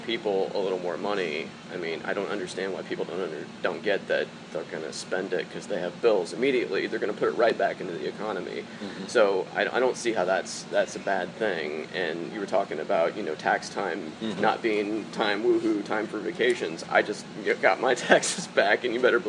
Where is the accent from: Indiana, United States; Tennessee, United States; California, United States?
Indiana, United States; Mitchell; now in Kokomo, United States; I'm from Mitchell. I don't know if you know Mitchell, but it's a very, very small town, about 3,000 people in southern Indiana.